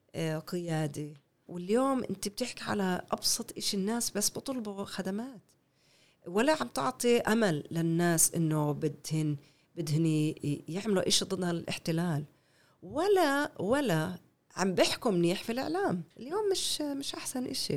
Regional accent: Canada; Arabic is a second language; moved away as an adult; now in Haifa, Israel; أنا ربيت في كندا، كل حياتي بكندا. ربيت في كندا

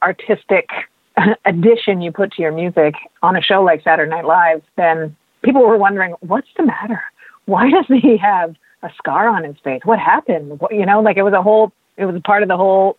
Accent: Canada; as a Canadian

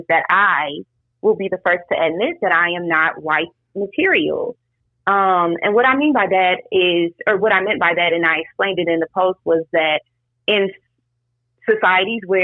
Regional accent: Louisiana, United States; also born or lived in Atlanta, Georgia / Tallahassee, Florida; I am from Campy, Louisiana

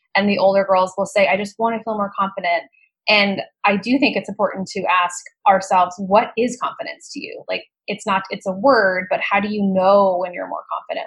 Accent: Colorado, United States; I grew up in Colorado

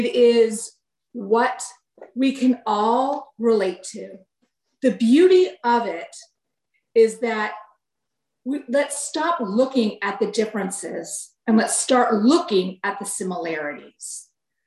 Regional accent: San Diego, California, United States; also born or lived in Chicago; I was born and raised in San Diego, moved to Chicago, and then moved back to San Diego.

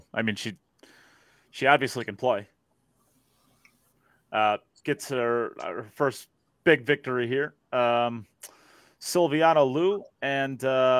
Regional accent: United States; as an American

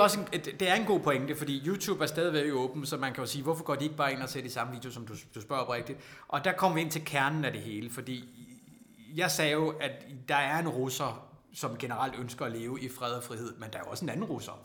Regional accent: Randers, Central Denmark Region, Denmark; jeg er jo fra Randers

